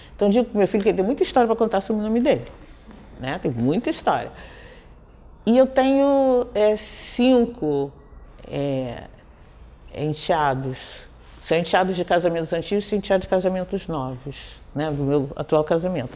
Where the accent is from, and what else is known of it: Rio de Janeiro, Brazil; born or raised there; also born or lived in Nilópolis